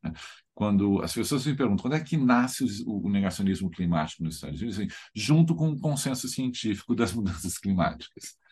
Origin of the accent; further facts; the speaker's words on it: Rio Grande do Sul, Brazil; eu sou gaúcho